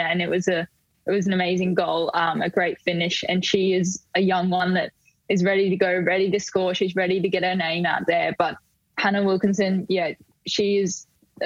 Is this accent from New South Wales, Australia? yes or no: no; Queensland, Australia; born or raised there; moved away as an adult; now in Melbourne, Australia